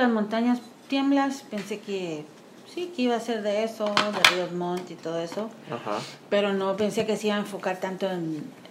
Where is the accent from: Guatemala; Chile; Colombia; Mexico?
Guatemala; now in United States; tengo 44 años y quizás en estos últimos dos o tres años, la primera vez que identifico como guatemalteca americana nunca quise el, poner el guión.